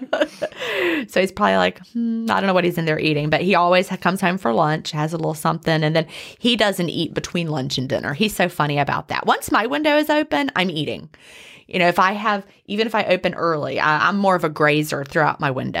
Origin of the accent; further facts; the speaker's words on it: the South, United States; also born or lived in Carrollton, Georgia; when two Southerners get together, we always talk about where's your family from